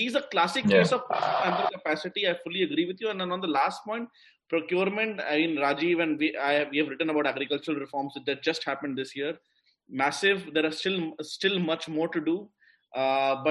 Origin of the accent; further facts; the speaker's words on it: India; as an Indian